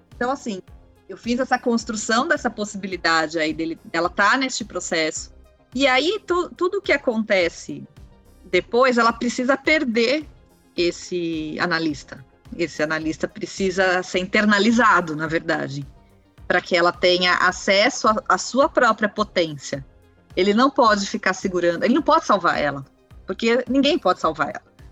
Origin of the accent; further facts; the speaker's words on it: Brazil; a gente, como brasileiro